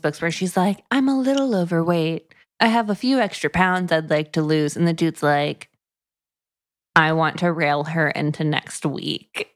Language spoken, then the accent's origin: English; Tampa, Florida, United States; moved away; I grew up coastal.